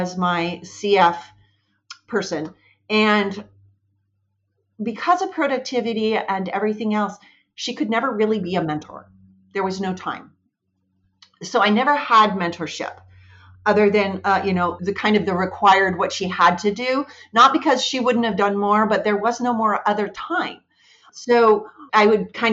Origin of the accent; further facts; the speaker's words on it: Washington, United States; moved away as an adult; also born or lived in Michigan; I was born and raised in Washington